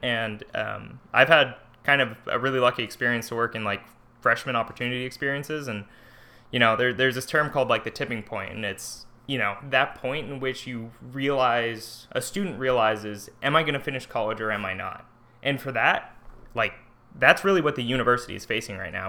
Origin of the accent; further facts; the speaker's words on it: Livermore, California, United States; now in Chico, United States; I'm originally from, uh, Livermore, California. I lived in the same house my whole life